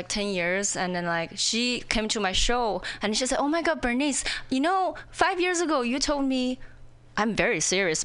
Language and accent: English; China; English is a second language; moved away as an adult; also born or lived in Indiana, United States; now in Seattle, United States; I'm an outsider, you know, whether when I was in China or when I in here